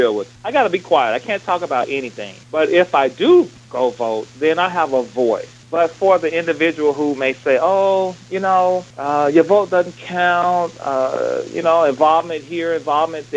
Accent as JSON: {"language": "English", "town": "Memphis", "region": "Tennessee", "country": "United States", "tie": "born or raised there", "said": "I grew up in Memphis, Tennessee. In fact, I grew up in South Memphis, 38109."}